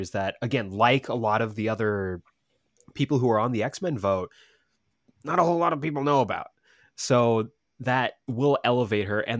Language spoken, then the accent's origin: English; West Coast, United States; I grew up on the West Coast